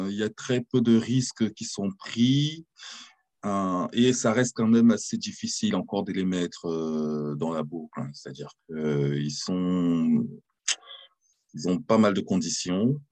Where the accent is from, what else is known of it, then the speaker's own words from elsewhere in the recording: France; moved away; also born or lived in Cameroon (ancestry) / London / New York / Berlin; je suis français d'origine camerounaise